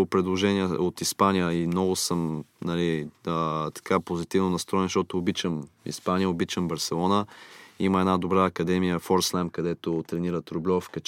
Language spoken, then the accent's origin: Bulgarian; Miami, Florida, United States; born there; Аз съм роден в Штатите, в Майами все пак и района го познавам